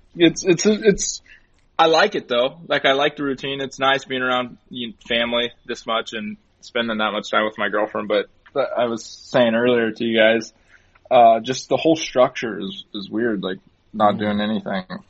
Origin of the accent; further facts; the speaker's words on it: Turlock, California, United States; growing up in Turlock